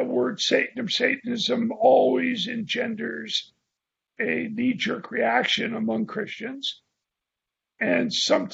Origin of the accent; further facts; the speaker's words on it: San Francisco, California, United States; I was from San Francisco